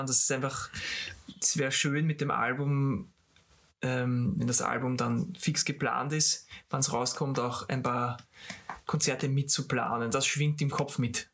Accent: Austria; als Österreicher

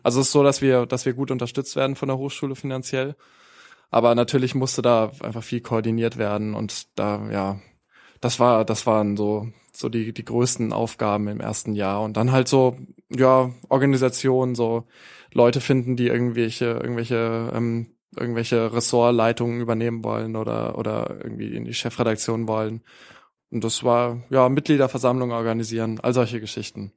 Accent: Baden-Baden, Baden-Württemberg, Germany; now in Hanover, Germany; Da, wo ich herkomme in, in Baden-Baden, in Baden-Württemberg

